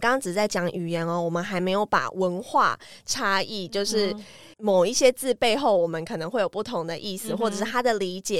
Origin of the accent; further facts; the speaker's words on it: Tainan, Taiwan; 台语蛮熟悉的，因为我是台南人。